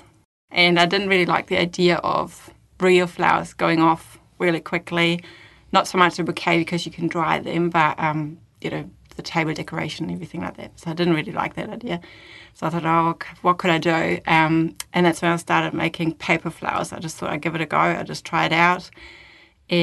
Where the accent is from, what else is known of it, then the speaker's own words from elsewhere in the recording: Germany; moved away as an adult; now in Christchurch, New Zealand; I was actually born and raised in Germany.